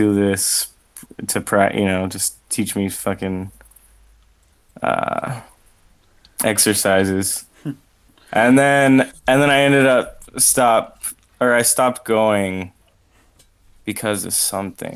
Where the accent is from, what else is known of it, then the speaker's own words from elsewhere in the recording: Richmond, Virginia, United States; now in Ohio, United States; I'm from Richmond, Virginia, which is where Guar is from